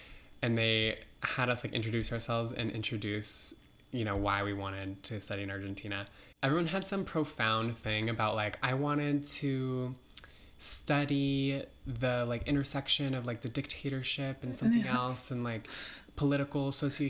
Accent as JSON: {"language": "English", "region": "Nebraska", "country": "United States", "tie": "born or raised there", "also_born_or_lived": "New York City", "moved": "as an adult", "said": "I grew up in Nebraska in a small town."}